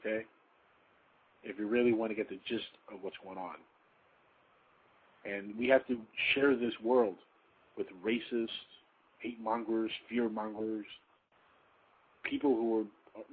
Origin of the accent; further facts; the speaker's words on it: United States; I'm also very proud of being an American.